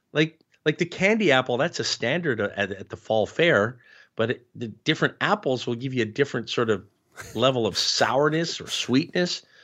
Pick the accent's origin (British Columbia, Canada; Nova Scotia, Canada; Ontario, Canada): Ontario, Canada; Ottawa; growing up in Ottawa